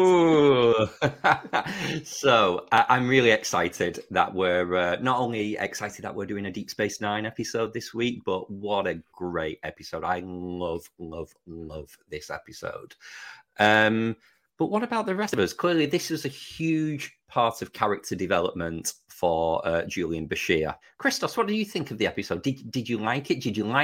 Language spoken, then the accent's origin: English; United Kingdom; As a Brit, I know where North Macedonia is because of the Eurovision Song Contest.